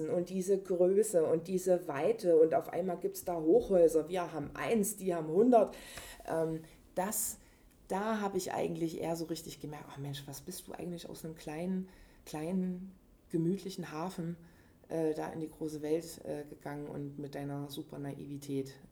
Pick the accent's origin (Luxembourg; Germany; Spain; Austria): Germany; Leipzig, Saxony; äh, ich bin Leipzigerin. Darüber identifiziere ich mich auf jeden Fall. Ähm, ja. Und ich mag das hier groß geworden zu sein.